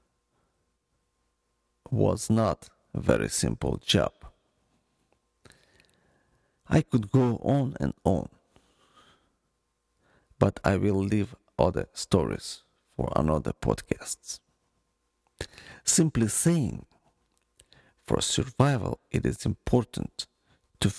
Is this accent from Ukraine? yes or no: yes; Ukraine; born or raised there; moved away